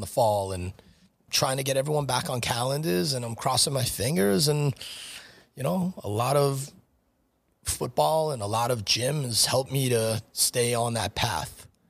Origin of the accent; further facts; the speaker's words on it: Franklin Square, New York, United States; also born or lived in New Hyde Park; I grew up in the Franklin Square School District. I went to Cary High School till the end of tenth grade, transferred to New Eye Park, graduated New Eye Park High School. Uh, wound up going to Hofstra, so I was always a Long Island guy.